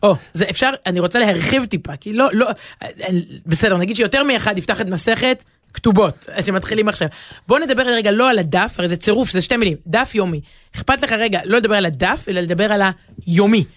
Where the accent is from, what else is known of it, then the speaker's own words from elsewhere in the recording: Jerusalem, Jerusalem District, Israel; אנחנו מדברים כירושלמים